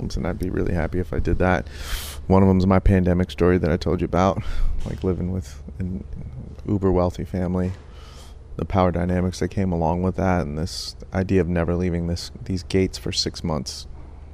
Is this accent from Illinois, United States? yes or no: no; New York City, New York, United States; in the projects where we grew up in the Bronx